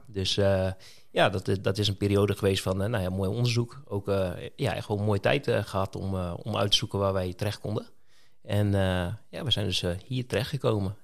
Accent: Tolbert, Groningen, Netherlands; also born or lived in Roden, Drenthe; ik ben geboren in Rode. Eh, toen ik acht was, ben ik naar Leek verhuisd, naar Tolbert.

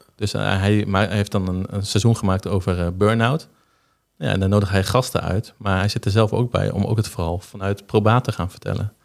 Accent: Zuidhorn, Groningen, Netherlands; ik ben geboren in Zuidhoorn eh, op 12 november in 1990.

